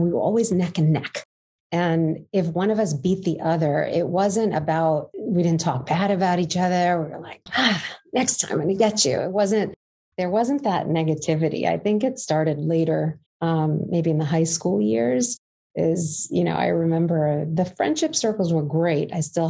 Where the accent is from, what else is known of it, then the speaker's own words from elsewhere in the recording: New York City, New York, United States; I grew up in Canarsie, Brooklyn